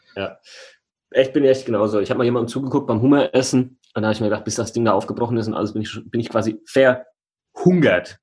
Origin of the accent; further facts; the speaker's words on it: Heigenbrücken, Bavaria, Germany; moved away; meinem Ursprungsort, wo ich aufgewachsen bin, in Heigenbrücken